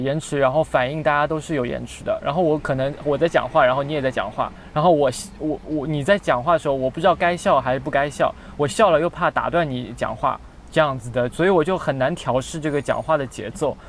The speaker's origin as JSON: {"language": "Chinese", "region": "Shanghai", "country": "China", "said": "我也是上海人，也有很多上海的骂人的话"}